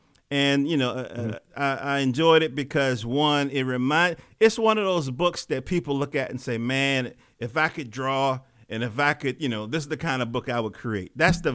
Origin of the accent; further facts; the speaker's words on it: North Carolina, United States; accent: North Carolina; moved away; I moved up in from North Carolina in 70 something